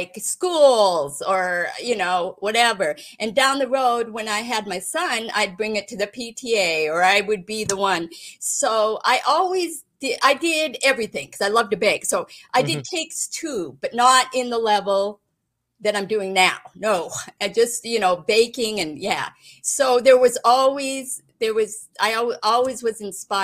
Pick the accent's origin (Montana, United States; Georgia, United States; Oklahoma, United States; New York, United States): Montana, United States; Great Falls; Growing up in Great Falls, Montana, family of five